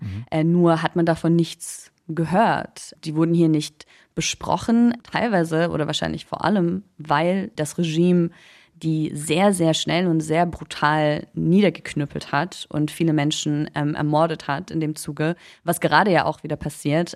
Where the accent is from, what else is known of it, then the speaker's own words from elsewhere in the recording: Munich, Bavaria, Germany; Ich bin in München geboren, ich bin in Deutschland aufgewachsen, ich bin dann zur Schule gegangen